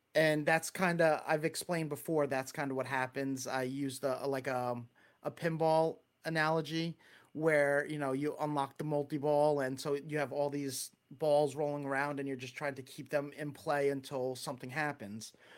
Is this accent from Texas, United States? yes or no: no; Long Island, New York, United States; accent: Long Island; That's a whole lot of Long Island accent